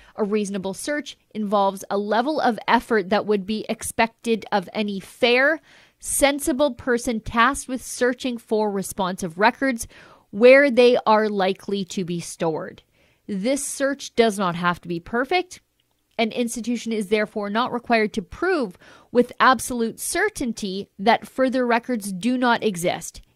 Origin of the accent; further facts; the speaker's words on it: Canada; I'm a Canadian